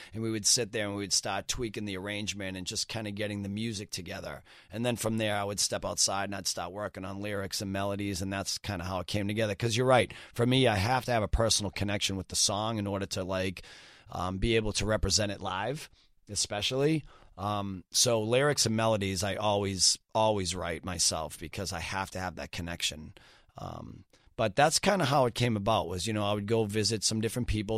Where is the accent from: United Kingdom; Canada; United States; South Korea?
United States; Boston, Massachusetts; born and raised in Boston my entire life.